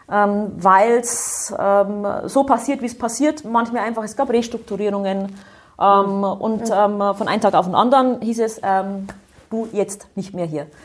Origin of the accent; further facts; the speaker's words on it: Bavaria, Germany; Ich bin im Bayerischen Wald aufgewachsen, also ein äh, durchaus